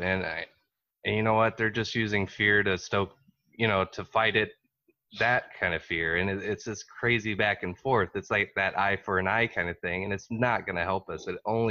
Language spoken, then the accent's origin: English; Texas, United States; I'm originally from Texas and the stuff I get, you know, it's like, well, you don't have an accent.